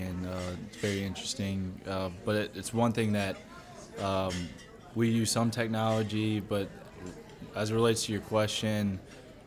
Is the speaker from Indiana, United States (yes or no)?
no; Baton Rouge, Louisiana, United States; also born or lived in New Orleans; my wife and I, we're both from Baton Rouge. She got a teaching position back home, so we moved back